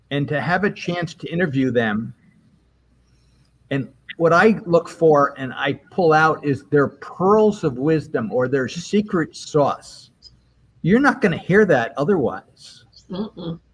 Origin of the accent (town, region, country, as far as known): Albany, New York, United States; moved away as an adult